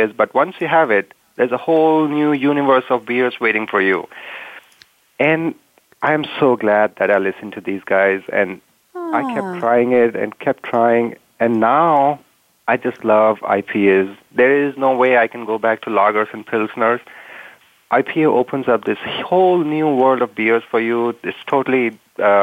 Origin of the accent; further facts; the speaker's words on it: India; now in United States; I am originally from India